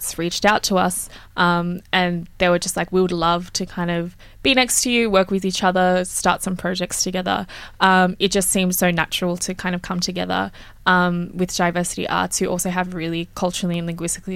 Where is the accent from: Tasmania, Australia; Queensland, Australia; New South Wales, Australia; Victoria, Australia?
New South Wales, Australia; Sydney; growing up in Mount Druitt, I grew up around a lot of culturally and linguistically diverse young people